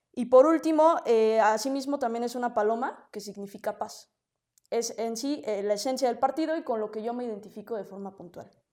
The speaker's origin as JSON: {"language": "Spanish", "region": "Mexico City", "country": "Mexico", "tie": "born or raised there", "said": "nací en la Ciudad de México"}